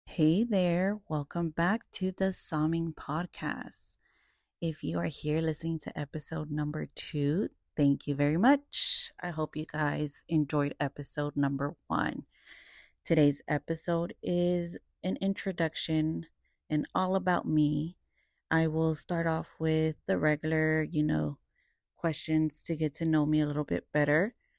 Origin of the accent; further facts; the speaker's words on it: Dallas, Texas, United States; also born or lived in Cedar Hill, Texas / Irving, Texas; I am from Dallas, South Dallas, Oak Cliff. I've lived there since I was about twelve, thirteen years old, and then I moved further south of Dallas to the suburbs of Cedar Hill